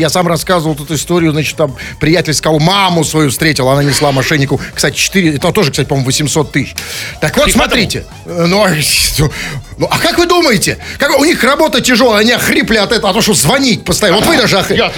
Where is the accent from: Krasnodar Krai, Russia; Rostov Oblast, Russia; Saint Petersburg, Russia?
Saint Petersburg, Russia; я, кстати сказать, тоже родился в Ленинграде